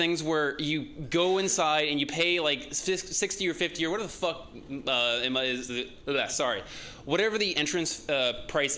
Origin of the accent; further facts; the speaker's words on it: San Dimas, California, United States; I'm from San Dimas.